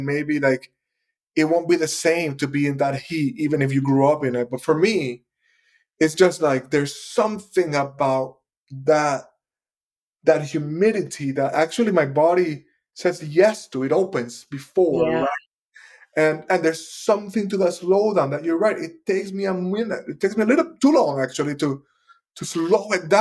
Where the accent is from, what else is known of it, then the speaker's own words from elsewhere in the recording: Puerto Rico; I'm from the Caribbean, I'm from Puerto Rico